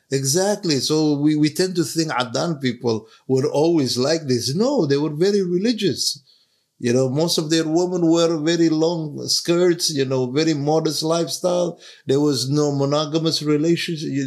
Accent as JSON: {"language": "English", "country": "Somalia", "tie": "born or raised there", "moved": "yes", "said": "growing up in Somalia in the 70s"}